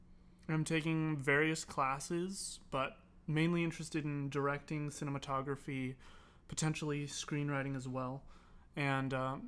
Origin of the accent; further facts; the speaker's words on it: Colorado, United States; now in Escondido, United States; I came from Colorado, and I'm a transfer student.